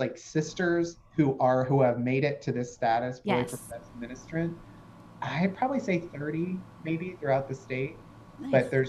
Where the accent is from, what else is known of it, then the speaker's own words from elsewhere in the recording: Appalachia, United States; I am Appalachian white trash at my very core.